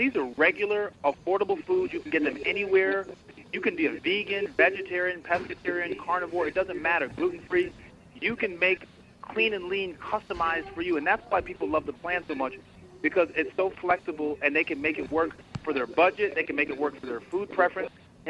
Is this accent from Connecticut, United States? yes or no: yes; Connecticut, United States; also born or lived in Boston / New York; I actually grew up in Connecticut.